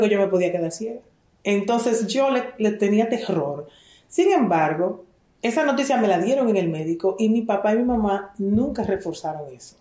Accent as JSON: {"language": "Spanish", "country": "Dominican Republic", "also_born_or_lived": "Israel"}